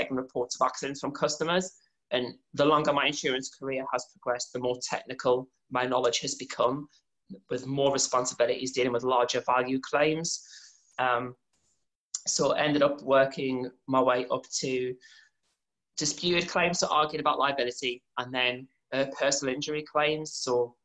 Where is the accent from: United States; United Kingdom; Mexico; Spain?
United Kingdom; North Shields, North East England; I'm from North Shields